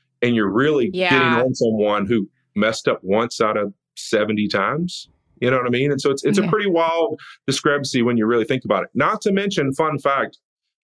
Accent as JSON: {"language": "English", "region": "North Louisiana", "country": "United States", "tie": "born or raised there", "moved": "yes", "lives_now": "California, United States", "said": "I grew up in North Louisiana"}